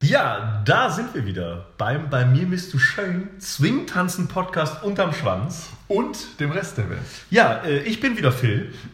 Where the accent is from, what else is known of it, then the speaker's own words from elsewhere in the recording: Hanover, Lower Saxony, Germany; wir sind aus Hannover.